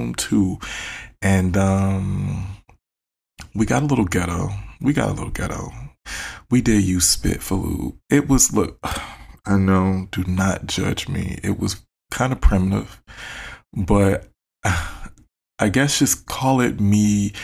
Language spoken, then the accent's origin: English; Detroit, Michigan, United States; I'm from Detroit. We talk shit.